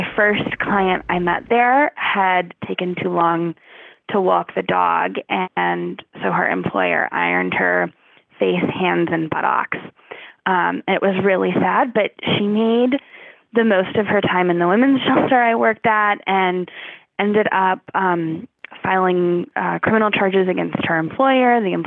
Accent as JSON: {"language": "English", "town": "Savannah", "region": "Georgia", "country": "United States", "tie": "born or raised there", "also_born_or_lived": "South Carolina / Hong Kong", "moved": "as an adult", "said": "So I grew up in Savannah, Georgia, and went to college at the University of South Carolina"}